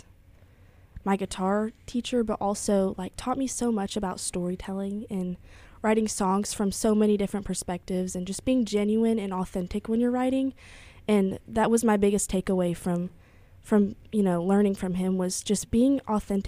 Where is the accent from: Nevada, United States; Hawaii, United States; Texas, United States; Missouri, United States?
Texas, United States; Lindale; also born or lived in Austin, Texas; now in Nashville, United States; I'm originally from East Texas, Lindale, Texas